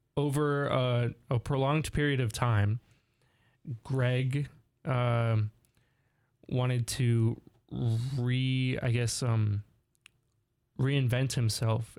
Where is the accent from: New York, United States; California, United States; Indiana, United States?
California, United States; Southern; we're both from California, SoCal specifically